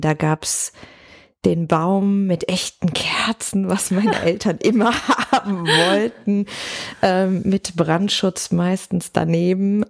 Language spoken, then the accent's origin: German; Cologne, North Rhine-Westphalia, Germany; ich komme ja aus Köln